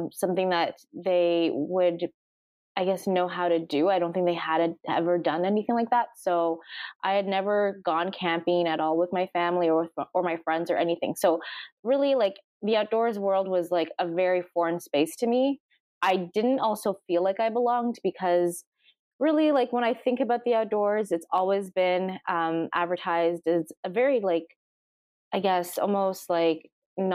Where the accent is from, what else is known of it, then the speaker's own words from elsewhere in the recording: Toronto, Ontario, Canada; moved away as an adult; now in Yellowknife, Canada; I'm actually from Toronto, Ontario, and I relocated almost 4 years ago